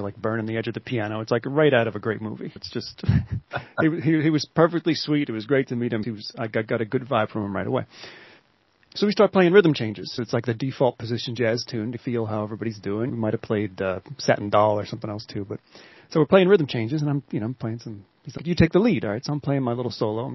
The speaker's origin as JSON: {"language": "English", "area": "Pocono Mountains", "region": "Pennsylvania", "country": "United States", "tie": "born or raised there", "moved": "as an adult", "lives_now": "Philadelphia, United States", "said": "I grew up in the Pocono Mountains"}